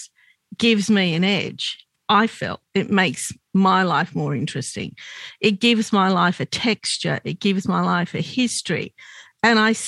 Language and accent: English; Australia; I'm Lebanese Australian